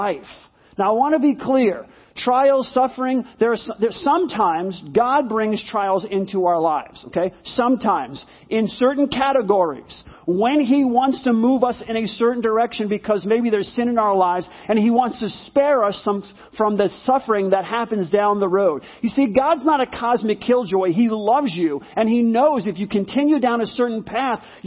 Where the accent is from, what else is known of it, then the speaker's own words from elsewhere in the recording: New York, United States; growing up in New York in a one-bedroom apartment with my mom